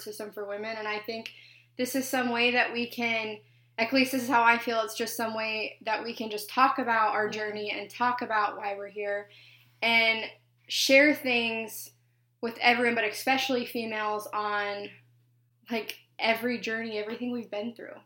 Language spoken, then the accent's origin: English; Wyoming, United States; moved away as an adult; now in Port Orange, United States; I'm from Wyoming